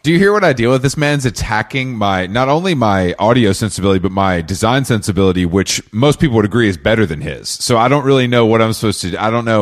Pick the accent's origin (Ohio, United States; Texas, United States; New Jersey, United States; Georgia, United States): Georgia, United States; Atlanta; I'm from Atlanta